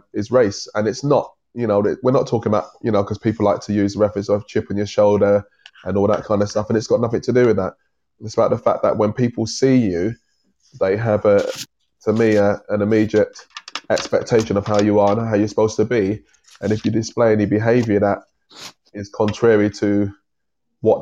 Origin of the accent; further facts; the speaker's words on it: London, United Kingdom; I was born and raised in East London